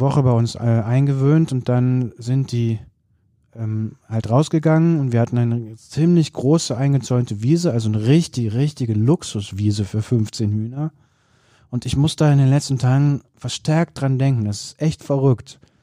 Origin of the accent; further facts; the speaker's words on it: countryside not far from Cologne, North Rhine-Westphalia, Germany; ich bin auf dem Land groß geworden, jetzt äh, nicht total weit von Köln weg, aber doch auf dem platten Land